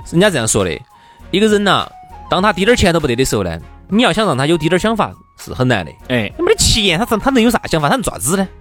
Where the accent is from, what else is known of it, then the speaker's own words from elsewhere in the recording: China; 我们中国人